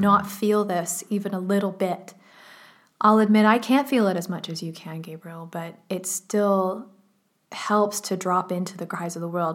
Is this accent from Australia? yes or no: no; Canada; I grew up in Canada